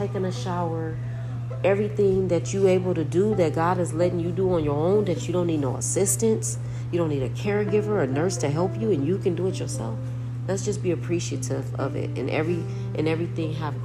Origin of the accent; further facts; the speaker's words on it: Los Angeles, California, United States; I'm from Los Angeles